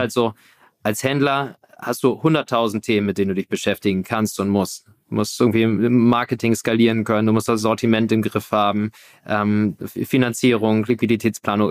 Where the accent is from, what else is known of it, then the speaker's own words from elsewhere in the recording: Hamburg, Germany; also born or lived in Berlin; So ganz konnte ich äh, von Hamburg nicht loslassen. Ist doch immer so meine Heimat gewesen.